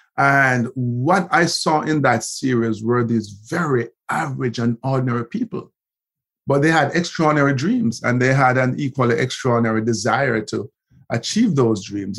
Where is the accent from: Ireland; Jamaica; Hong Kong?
Jamaica; Kingston, Kingston Parish; also born or lived in Haughton, Saint Elizabeth, Jamaica; I ended up, you know, heading back to Kingston, and I grew up in Olympic Gardens